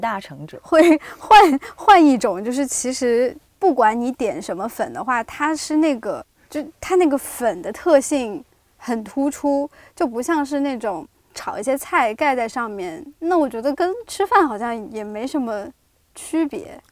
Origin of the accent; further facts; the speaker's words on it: Xupu, Hunan, China; moved away; 我是旭浦的嘛嗯，就是，怀化下面的旭浦